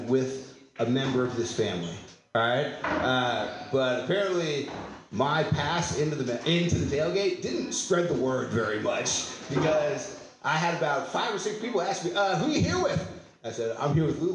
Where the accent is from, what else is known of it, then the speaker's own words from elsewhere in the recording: San Francisco Bay Area, California, United States; I'm from here